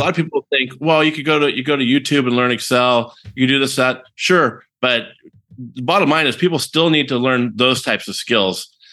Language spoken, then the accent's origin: English; San Francisco Bay Area, California, United States; born and raised in the San Francisco Bay Area